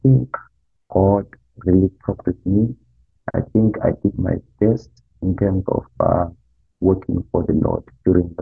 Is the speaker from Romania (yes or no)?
no; Zimbabwe; moved away as an adult; now in United States; I had a good time in my home country, in Zimbabwe, where I grew up.